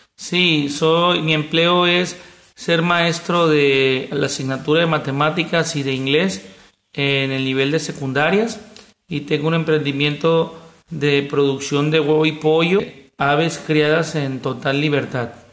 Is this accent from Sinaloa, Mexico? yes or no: yes; El Walamo, Sinaloa, Mexico; soy del Gualamo, Mazatlán, Sinaloa, un pueblo a 40-45 minutos de Mazatlán, un pueblo de unos mil habitantes. Yo aquí estudié desde preescolar, primaria, secundaria